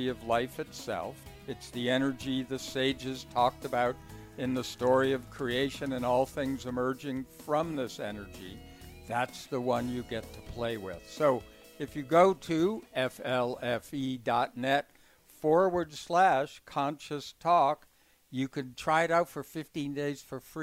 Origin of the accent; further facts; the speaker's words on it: Boston, Massachusetts, United States; I'm from Boston